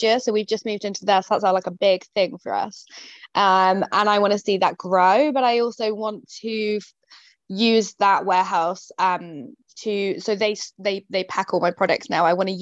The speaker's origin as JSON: {"language": "English", "town": "Yeovil", "region": "South West England", "country": "United Kingdom", "tie": "born or raised there", "said": "I'm based in Somerset in the UK. So my hometown is Yeovil"}